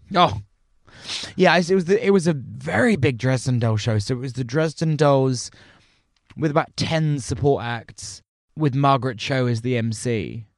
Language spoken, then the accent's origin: English; United Kingdom; as British people